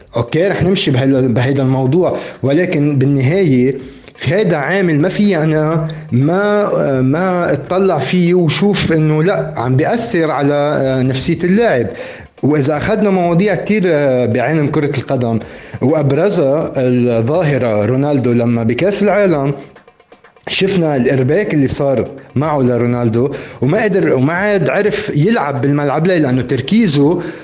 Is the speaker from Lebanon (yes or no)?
yes; Lebanon; عم نحكي كلبنانيين